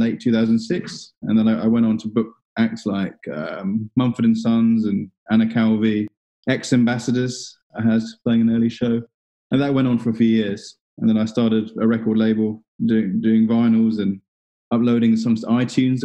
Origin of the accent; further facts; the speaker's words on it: Singapore; now in London, United Kingdom; I was born in 84 in Singapore. My mum's from there.